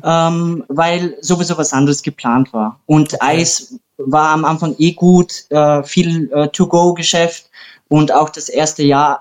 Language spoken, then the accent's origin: German; Austria; ich bin ja Österreicher.